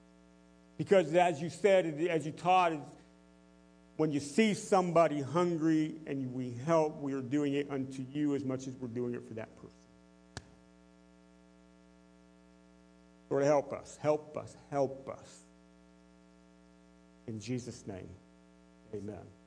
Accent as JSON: {"language": "English", "country": "United States", "said": "I am living as a productive citizen, as an American citizen"}